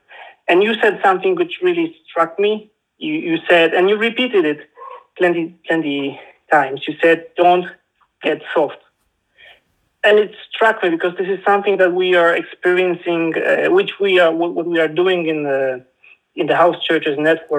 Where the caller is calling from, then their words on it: Poland; I'm calling you from Poland.